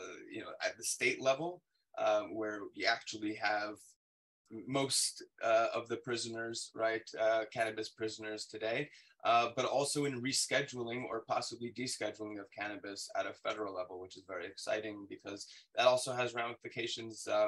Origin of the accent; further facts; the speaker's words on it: Southern California, United States; moved away; I'm originally from Southern California, where we legalized back in 1996.